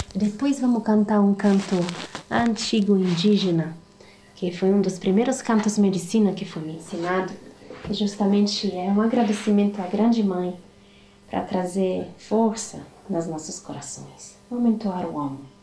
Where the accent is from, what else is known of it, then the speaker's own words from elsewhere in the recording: the Alps, northern Italy, Italy; accent: Italian; Portuguese is a second language; moved away as an adult; also born or lived in Paraná, Brazil; now in Brazil; eu sou italiana, como devem estar percebendo um pouco do meu sotaque diferente. Nasci em outras montanhas, em outros bosques lá do norte da Itália, dos Alpes